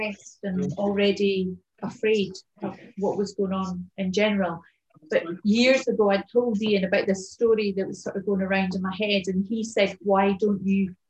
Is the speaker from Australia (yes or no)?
no; Edinburgh, Scotland, United Kingdom; moved away as an adult; also born or lived in Somerset / Wiltshire / France; now in Kintyre, United Kingdom; I've lived there for 40 odd years and it's my hometown